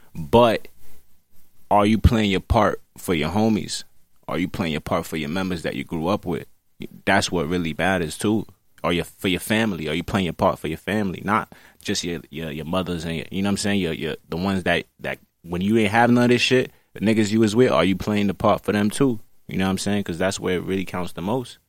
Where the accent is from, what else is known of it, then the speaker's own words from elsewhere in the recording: New York City, New York, United States; I'm from Brooklyn, New York City